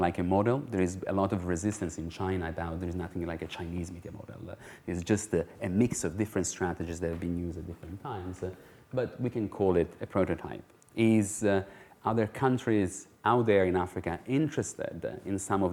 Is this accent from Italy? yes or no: yes; Italy; I'm from Italy